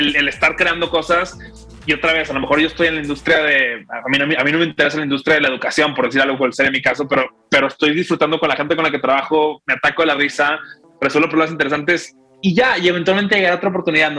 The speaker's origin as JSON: {"language": "Spanish", "town": "Monterrey", "region": "Nuevo León", "country": "Mexico", "said": "soy regio"}